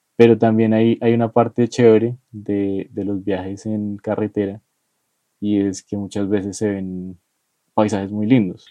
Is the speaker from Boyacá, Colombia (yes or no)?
no; Bogotá, Colombia; los rolos somos troncos